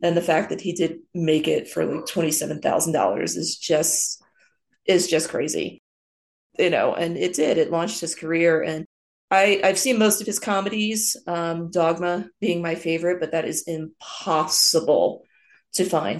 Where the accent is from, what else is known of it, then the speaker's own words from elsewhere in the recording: New Jersey, United States; growing up in New Jersey